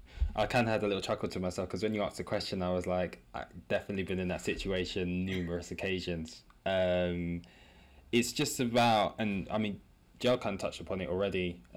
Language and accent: English; London, United Kingdom; also born or lived in Hammersmith; I live round the corner, and I grew up basically in East London.